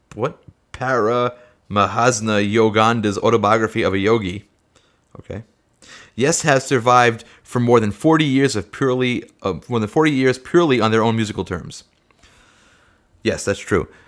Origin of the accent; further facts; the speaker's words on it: New York City, New York, United States; Staten Island, and that's my hometown.